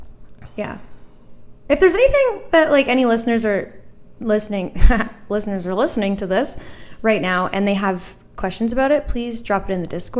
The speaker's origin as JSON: {"language": "English", "town": "Gander", "region": "Newfoundland and Labrador", "country": "Canada", "tie": "born or raised there", "moved": "yes", "said": "I came from Gander, who is well known from the Come From Away stuff."}